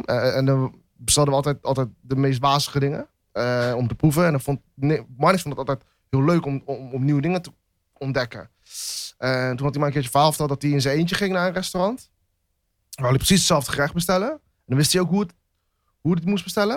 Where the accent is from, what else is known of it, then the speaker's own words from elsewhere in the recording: Netherlands; ben ik in Nederland geboren, dus ben ik eigenlijk ook een Nederlander